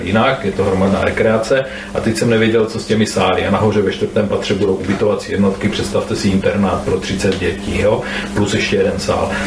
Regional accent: near Brno, South Moravian Region, Czechia; já jsem od Brna

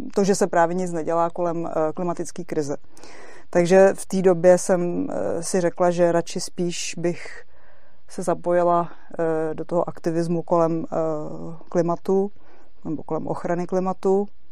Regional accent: Czechia; jsem se narodila v České republice

